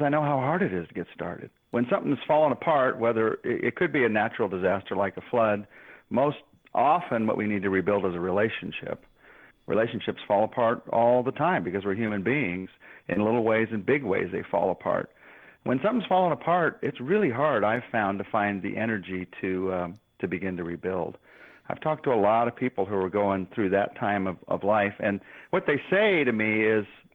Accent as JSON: {"language": "English", "country": "United States", "said": "as an American man."}